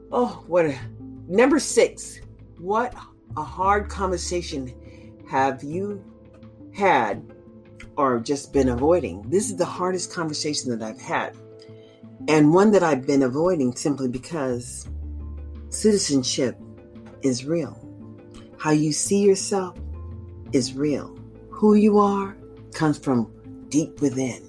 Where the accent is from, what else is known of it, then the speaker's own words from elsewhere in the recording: United States; I'm African American, and my advocacy is for the majority of my people